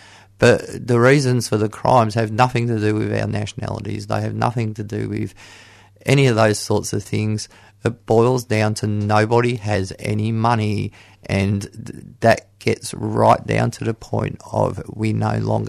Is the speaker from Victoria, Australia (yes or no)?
yes; Geelong, Victoria, Australia; Yes, I'm from Geelong.